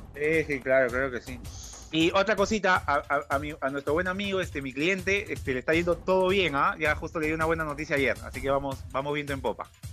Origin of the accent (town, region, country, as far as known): Peru